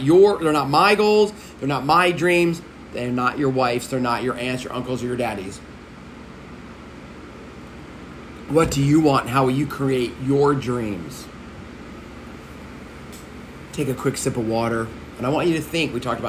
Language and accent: English; Texas, United States; I can work at the largest gas station in Texas, which is right in my hometown.